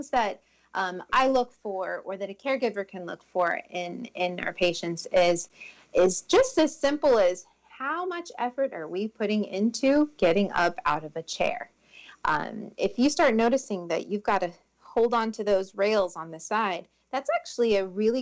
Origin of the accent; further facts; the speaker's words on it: Tampa, Florida, United States; also born or lived in Trinidad and Tobago / Orlando; I have grown up in Tampa since the age of 4, so I love this city with as much passion as I can. I've grown up here, and this is all I know. I was born in Trinidad and Tobago